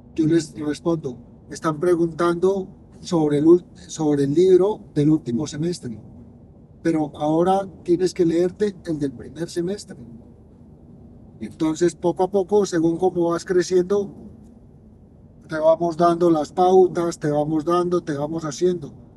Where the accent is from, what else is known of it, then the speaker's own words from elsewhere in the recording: Colombia; mi tierra